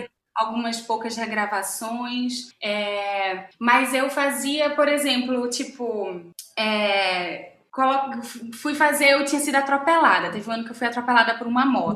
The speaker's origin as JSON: {"language": "Portuguese", "region": "Pernambuco", "country": "Brazil", "moved": "as an adult", "lives_now": "Rio de Janeiro, Brazil", "said": "eu sou pernambucana"}